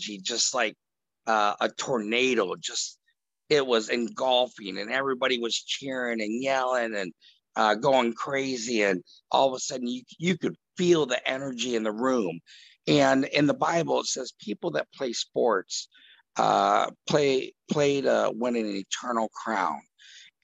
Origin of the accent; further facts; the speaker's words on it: Ohio, United States; I grew up in Ohio